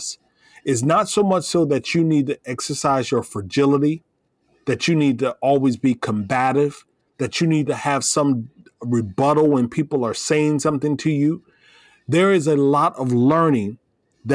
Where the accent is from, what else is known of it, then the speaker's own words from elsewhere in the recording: Iowa, United States; moved away as an adult; also born or lived in Florida / San Antonio, Texas; I was raised in the Midwest